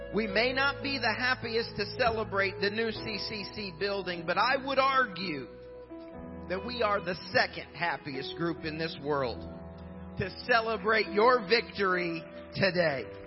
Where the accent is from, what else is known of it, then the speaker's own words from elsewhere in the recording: Indiana, United States; I grew up in Indiana